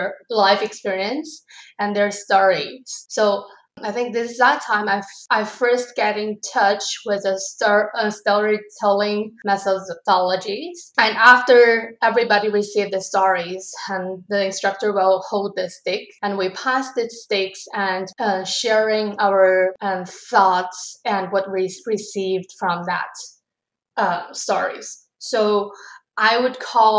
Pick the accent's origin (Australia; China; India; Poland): China; English is a second language; moved away as an adult; also born or lived in Abbotsford; now in Canada; I'm originally from China